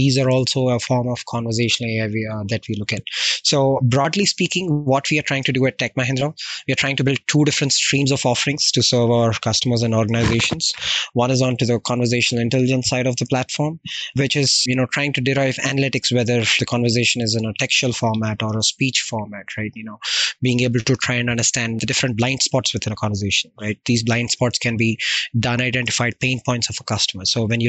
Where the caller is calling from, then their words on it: Hyderabad, Telangana, India; also born or lived in Florida, United States; I'm calling in from India, the specific region within the southern part of the India called as Hyderabad. And that's where I have been living for the past 30 years